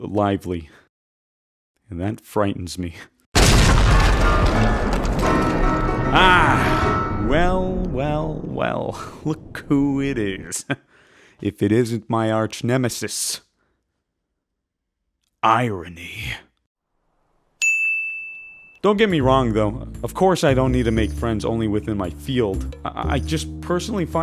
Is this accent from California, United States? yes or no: yes; California, United States; moved away as an adult; being born and raised in California